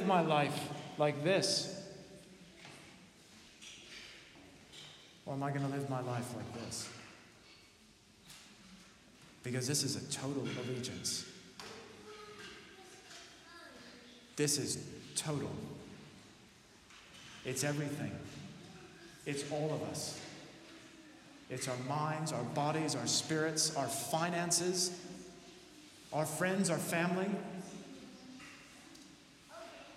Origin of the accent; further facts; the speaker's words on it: United States; as an American